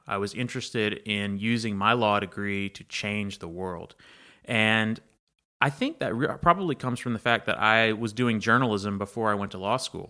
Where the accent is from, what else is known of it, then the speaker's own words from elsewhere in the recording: Banks, Alabama, United States; also born or lived in Troy, Alabama; growing up in Banks, the train came through Banks as well.